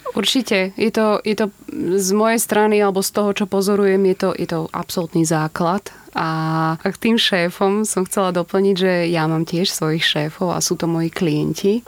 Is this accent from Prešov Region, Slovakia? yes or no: no; Púchov, Trenčín Region, Slovakia; moved away as an adult; now in Bratislava, Slovakia; Pochádzam z Púchova